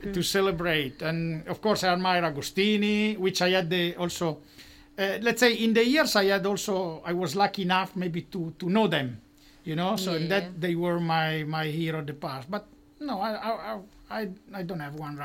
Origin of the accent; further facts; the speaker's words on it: Monza, Lombardy, Italy; I was born in Monza.